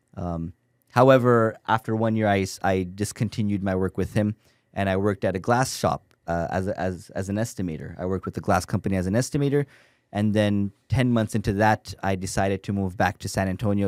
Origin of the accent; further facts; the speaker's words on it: Toronto, Ontario, Canada; moved away as an adult; now in United States; I'm from Toronto, Canada